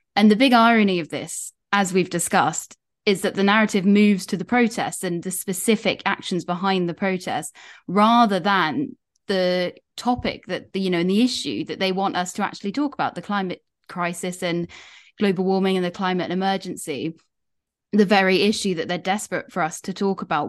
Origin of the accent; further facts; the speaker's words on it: United Kingdom; part of being British